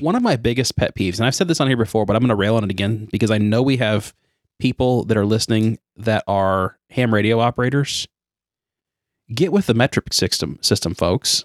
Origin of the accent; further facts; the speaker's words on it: United States; we're obviously American.